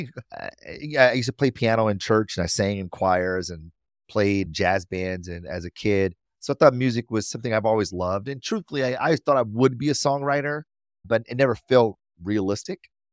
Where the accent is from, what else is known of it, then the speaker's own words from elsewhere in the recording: Detroit, Michigan, United States; I'm from Detroit, born and raised